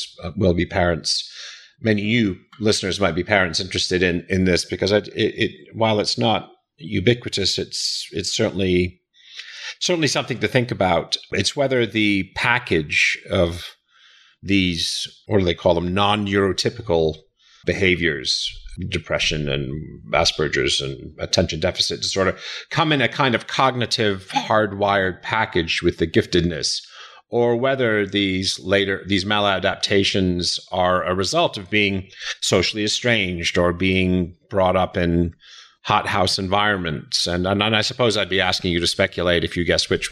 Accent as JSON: {"language": "English", "region": "New York", "country": "United States", "tie": "born or raised there", "said": "I grew up in New York like you"}